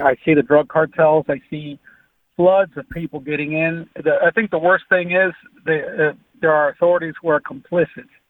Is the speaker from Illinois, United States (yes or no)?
yes; Rockford, Illinois, United States; I'm from Rockford, Illinois